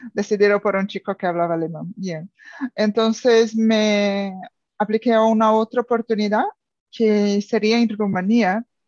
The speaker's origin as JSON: {"language": "Spanish", "region": "São Paulo", "country": "Brazil", "also_born_or_lived": "Minas Gerais", "second_language": "Spanish", "moved": "as an adult", "lives_now": "Málaga, Spain", "said": "yo soy brasileña, soy de São Paulo, pero mi familia es de Minas Gerais y vivo aquí en Málaga hace dos años"}